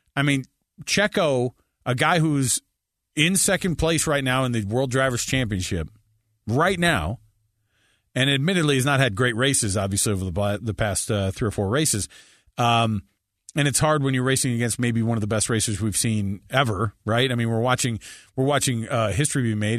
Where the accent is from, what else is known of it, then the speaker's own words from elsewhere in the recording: United States; we're American